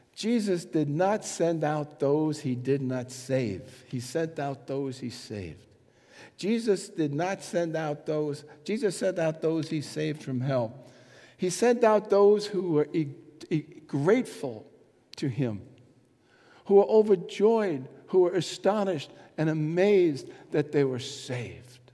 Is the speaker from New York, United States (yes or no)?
yes; New York City, New York, United States; moved away as an adult; also born or lived in Bronx; I grew up in Manhattan, and uh, through all the trouble, so 28 years or something, 27 years in Manhattan